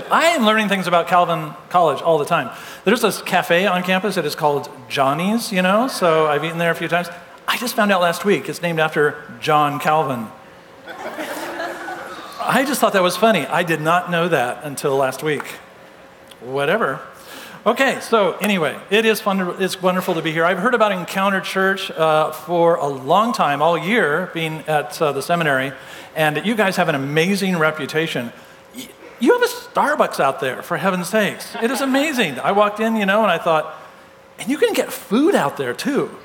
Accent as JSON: {"language": "English", "region": "California", "country": "United States", "said": "I'm from Southern California originally, and so everybody played golf in my family."}